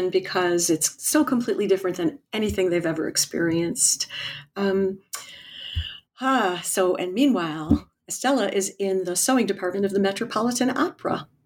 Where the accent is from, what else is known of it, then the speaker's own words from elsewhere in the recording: New Jersey, United States; I grew up in New Jersey